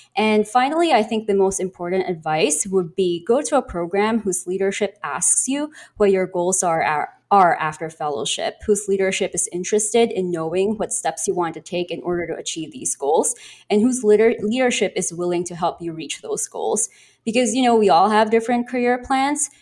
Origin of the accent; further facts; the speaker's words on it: Philippines; moved away as an adult; now in United States; I'm from the Philippines, and I'm currently here in the United States on a J one visa